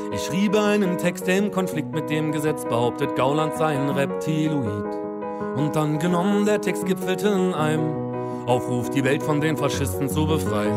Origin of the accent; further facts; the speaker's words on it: Berlin, Germany; Ich bin ja so ein fauler Westberliner, das heißt, ich bin im Wedding geboren und seitdem lebe ich hier